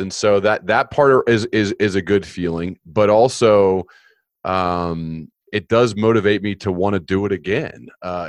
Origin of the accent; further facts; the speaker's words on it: United States; I was born in the United States.